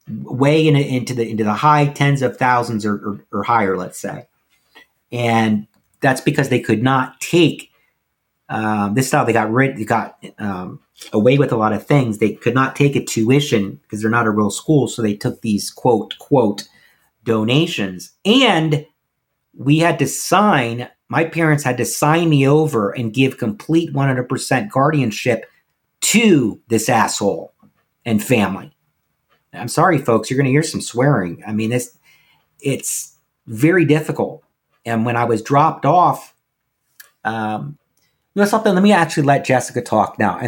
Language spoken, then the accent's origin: English; Nashville, Tennessee, United States; And I am from Nashville, Tennessee.